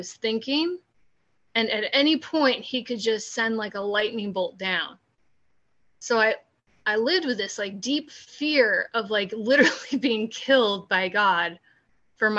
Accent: California, United States; moved away as an adult; also born or lived in New York City; I'm from California originally, so in California

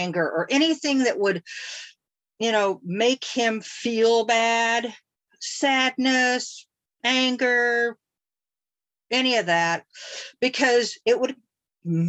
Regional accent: Tulsa, Oklahoma, United States; I was born and raised in Tulsa, Oklahoma.

